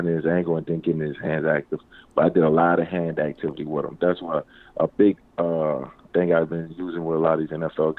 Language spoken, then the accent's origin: English; New Orleans, Louisiana, United States; I'm from New Orleans